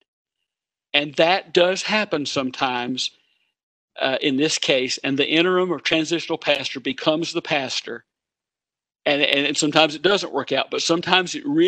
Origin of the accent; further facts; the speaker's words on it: South Carolina, United States; moved away as an adult; also born or lived in Louisville, Kentucky / Bangkok, Thailand / Kansas City; I had a fantastic, rich, and healthy experience of church growing up in South Carolina